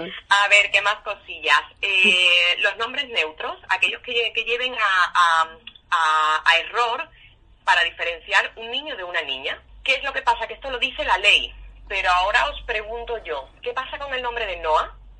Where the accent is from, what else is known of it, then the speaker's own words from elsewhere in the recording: Huelva, Andalusia, Spain; now in Asturias, Spain; Aquí en Asturias, yo que soy de Huelva